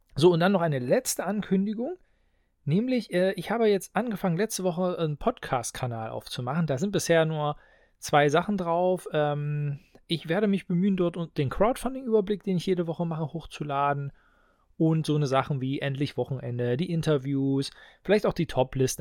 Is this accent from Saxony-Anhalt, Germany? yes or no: yes; Halberstadt, Saxony-Anhalt, Germany; Ich komme ja aus Halberstadt. Wir haben hier das Heineanum